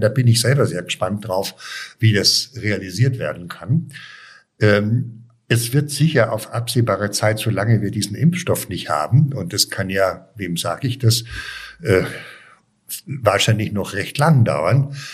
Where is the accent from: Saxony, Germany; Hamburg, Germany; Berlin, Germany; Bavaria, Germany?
Bavaria, Germany; Munich; moved away as an adult; also born or lived in Weilheim / Cologne; ich bin ja in München aufgewachsen